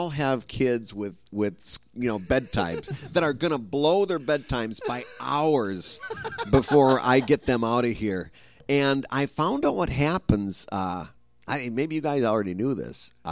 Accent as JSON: {"language": "English", "region": "Midwest", "country": "United States", "said": "I'm from the Midwest"}